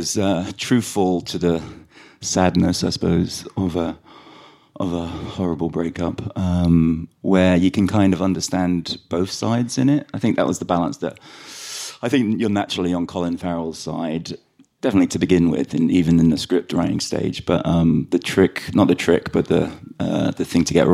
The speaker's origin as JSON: {"language": "English", "region": "London", "country": "United Kingdom", "tie": "born or raised there", "also_born_or_lived": "Sligo, Ireland", "accent": "very London", "said": "we grew up in London"}